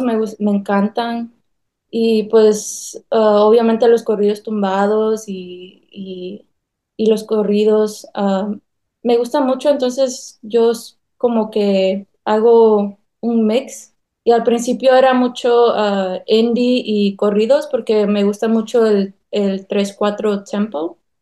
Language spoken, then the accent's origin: Spanish; North Carolina, United States; also born or lived in South Korea; Yo nací en Carolina del Norte, ah, toda mi vida aquí la he pasado. Mis padres son veracruzanos